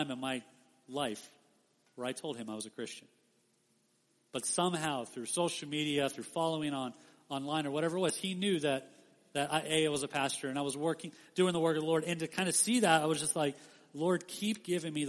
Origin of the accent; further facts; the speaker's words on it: Las Vegas, Nevada, United States; I grew up in Las Vegas my whole life